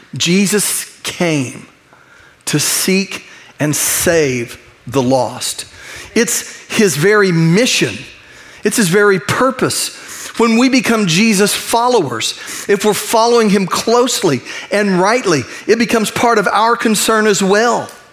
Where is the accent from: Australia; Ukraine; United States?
United States; I'm, I'm an American, I'm a U.S. citizen, I love my nation.